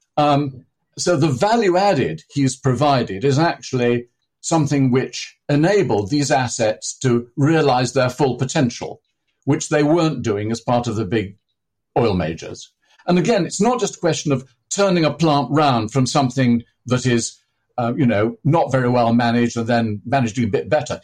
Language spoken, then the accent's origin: English; near Manchester, North West England, United Kingdom; I was born near Manchester